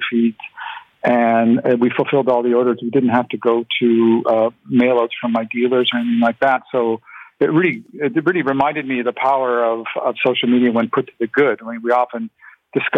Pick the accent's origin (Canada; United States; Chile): Canada; St. Catharines, Ontario; first language Ukrainian; English is a second language; I was born in St. Catharines